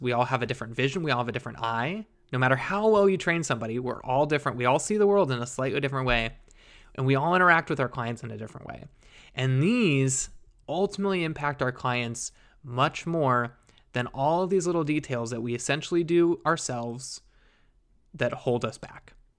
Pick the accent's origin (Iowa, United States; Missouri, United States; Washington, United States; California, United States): Washington, United States; Seattle; moved away; I'm from the Seattle area. I went to school up there